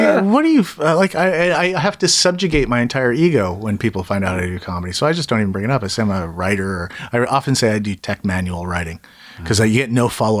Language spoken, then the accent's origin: English; Kelowna, British Columbia, Canada; born or raised there; moved away